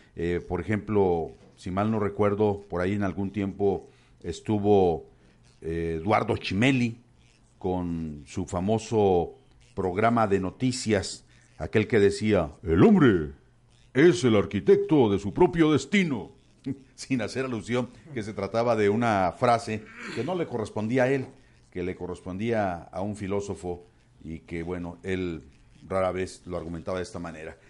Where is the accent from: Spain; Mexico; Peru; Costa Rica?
Mexico; así somos los mexicanos